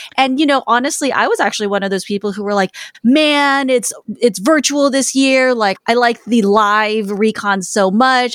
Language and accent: English; Los Angeles, California, United States; it is my hometown